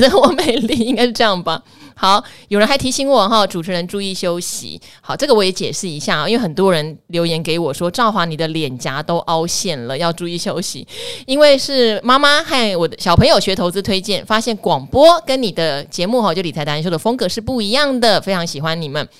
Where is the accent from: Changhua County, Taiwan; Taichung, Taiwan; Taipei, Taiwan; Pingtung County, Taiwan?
Pingtung County, Taiwan; 我从小在屏东长大，念到屏东女中毕业